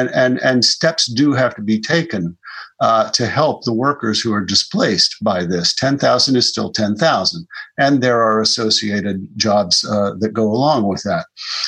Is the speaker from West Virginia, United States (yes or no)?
yes; West Virginia, United States; I'm from West Virginia, and I grew up there.